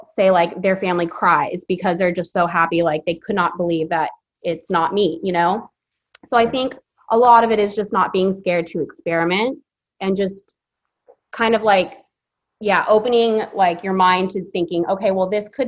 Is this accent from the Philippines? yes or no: yes; Philippines; now in Fresno, United States; I was born in the Philippines, so I'm half Filipino, so that's a big part of my culture. And then just being here in Fresno